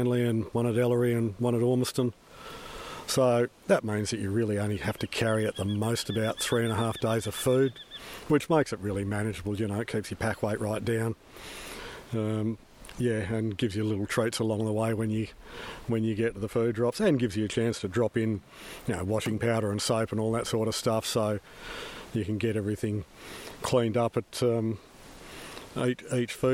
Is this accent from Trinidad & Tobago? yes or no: no; Perth, Western Australia, Australia; I'm from Perth.